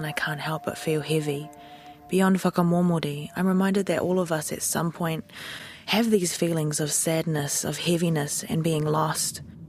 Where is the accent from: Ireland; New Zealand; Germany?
New Zealand; Waimana, Bay of Plenty; now in Auckland, New Zealand; This is Waimana, my home, the centre of my world. This is the place that brings me peace. My sister lives here still, just down the road from where I grew up.